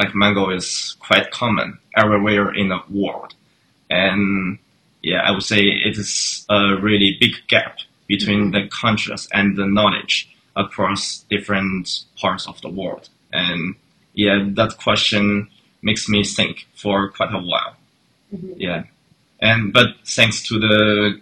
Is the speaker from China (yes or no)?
yes; northern China, China; English is a second language; moved away as an adult; now in Toronto, Canada; I grew up in China